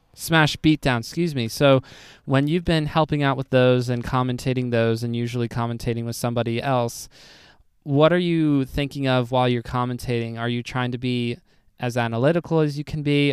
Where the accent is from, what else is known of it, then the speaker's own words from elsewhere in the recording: United States; I am as American as it gets for the most part